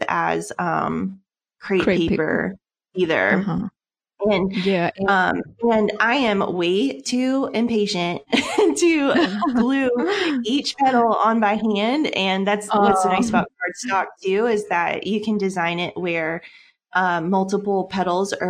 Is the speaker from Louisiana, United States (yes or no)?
no; Seattle, Washington, United States; moved away as an adult; now in Netherlands; So I'm originally from the States. I'm from Seattle, Washington, and we moved to the Netherlands for my husband's job a couple years ago